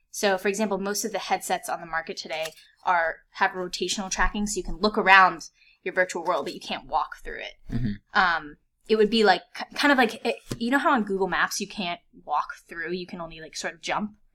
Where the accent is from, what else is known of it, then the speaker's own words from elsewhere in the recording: Vienna, Virginia, United States; also born or lived in Fairfax, Virginia; I grew up in Vienna, Virginia, which is a suburb outside of DC